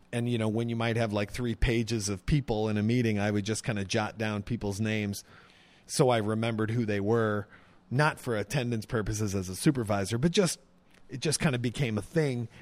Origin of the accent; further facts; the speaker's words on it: Pontiac, Illinois, United States; moved away as an adult; also born or lived in Zuni, New Mexico; I grew up in, uh, Pontiac, Illinois, which is a small town